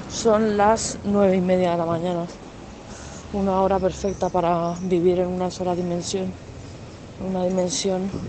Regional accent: Cantabria, Spain; born there; Tampoco soy cántabra, nací en Cantabria, pero no soy cántabra, tampoco soy madrileña.

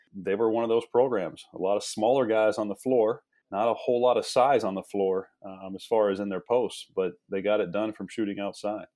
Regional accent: Midwest, United States; moved away; also born or lived in East Coast; I'm from the Midwest

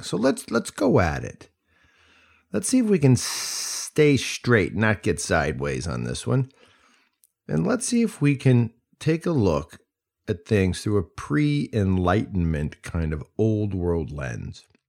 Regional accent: United States; also born or lived in Mali; as an American serving in the Peace Corps

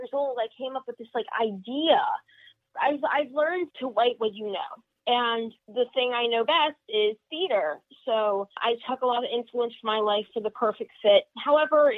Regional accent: Florida, United States; moved away; I grew up in Florida and we still have a house there

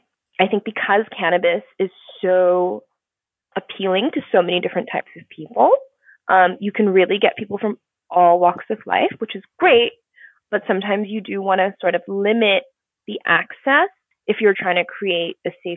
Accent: Singapore; also born or lived in Tokyo / New York; So, I grew up in Singapore. I was born in Singapore and raised between Singapore, Tokyo, and New York.

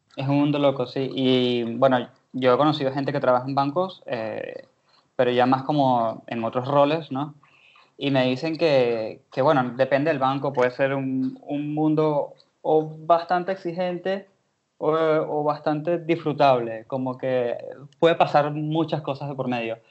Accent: Venezuela; moved away as an adult; now in Argentina; yo soy de Venezuela, ya tengo tres años acá

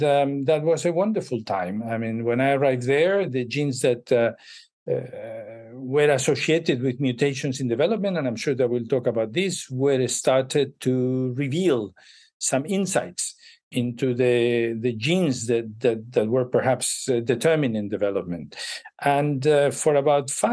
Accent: Madrid, Community of Madrid, Spain; moved away as an adult; also born or lived in Chicago; I was born in Madrid, and I studied in Madrid my undergraduate

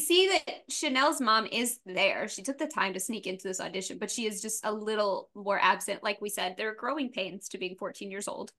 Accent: the South, United States; I'm from the South

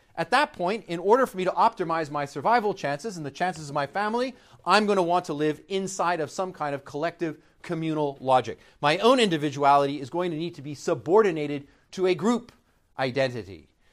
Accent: Canada; I'm Canadian

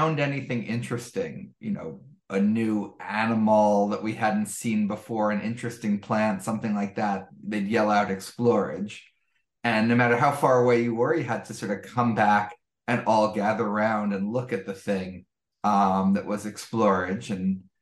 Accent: New York City, New York, United States; I grew up in Greenwich Village in New York City

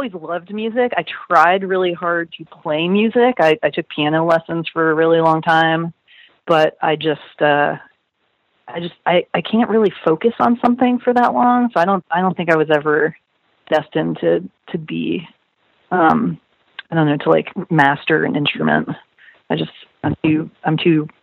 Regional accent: Miami, Florida, United States; I grew up in Miami, Florida

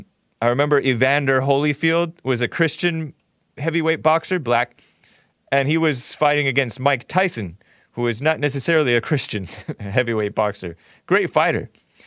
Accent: Nigeria; also, I'm Nigerian, so maybe it's my ancestors in me.

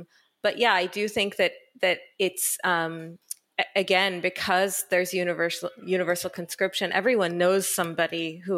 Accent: Israel; born there; I was born in Israel. My parents are Israeli and I moved here thinking actually that I would just stay a little while and then go back to the US.

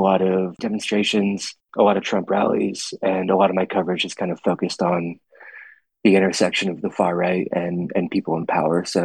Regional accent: Gettysburg, Pennsylvania, United States; moved away; I ended up back in my hometown, which is Gettysburg, Pennsylvania

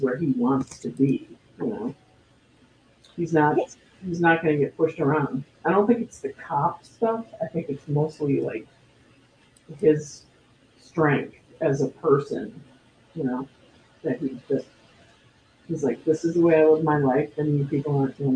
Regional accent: Cleveland, Ohio, United States; When I grew up in Cleveland

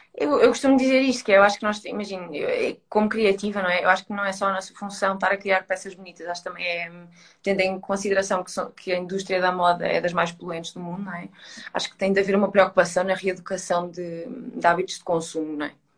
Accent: Coimbra, Centro, Portugal; now in Lisbon, Portugal; eu estou em Lisboa e eu sou de Coimbra, ou seja, não estou com a minha família

